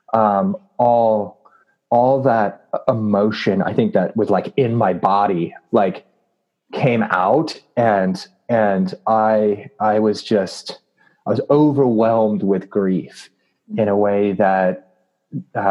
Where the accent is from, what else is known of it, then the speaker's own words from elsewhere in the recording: Southern California, United States; Growing up, I grew up in Southern California.